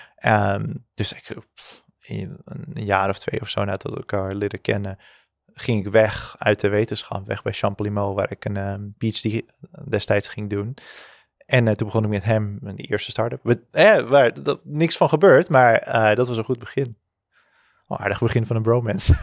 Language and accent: Dutch; Zaandam, North Holland, Netherlands; ik ben opgegroeid in Zandam